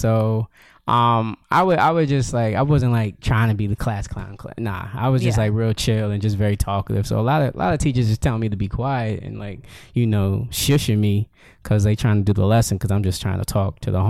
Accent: Yonkers, New York, United States; Yep. Born and raised here.

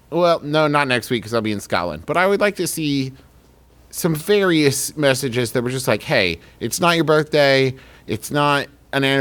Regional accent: Canada; We are from Canada, so we don't know many of your ways.

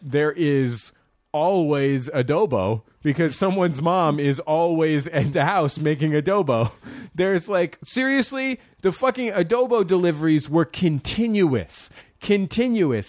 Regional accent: San Francisco, California, United States; I'm from San Francisco, the greatest city in the world

